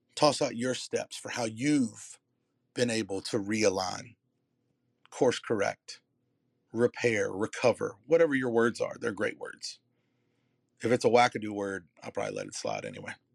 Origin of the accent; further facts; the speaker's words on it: the Carolinas, United States; I'm from Carolina